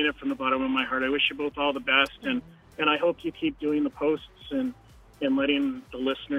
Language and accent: English; Edmonton, Alberta, Canada; I'm from Edmonton